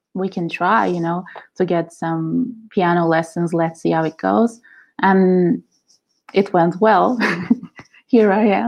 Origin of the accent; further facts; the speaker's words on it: Izmir, Turkey; moved away as an adult; now in Italy; So when I was 19, I came to Italy because I was born in Turkey, Izmir